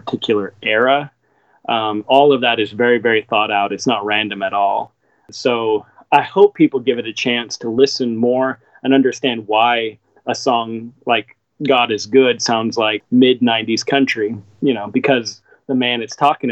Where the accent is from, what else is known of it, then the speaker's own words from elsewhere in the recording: Seattle, Washington, United States; moved away; growing up in Seattle.